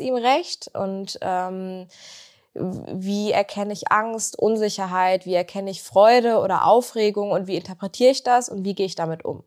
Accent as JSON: {"language": "German", "town": "Bünde", "region": "North Rhine-Westphalia", "country": "Germany", "moved": "as an adult", "lives_now": "Bielefeld, Germany"}